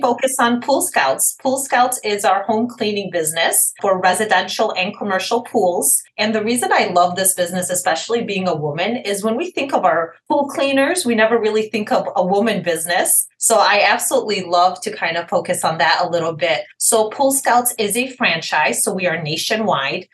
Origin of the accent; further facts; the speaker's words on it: Detroit, Michigan, United States; I am from Detroit, Michigan.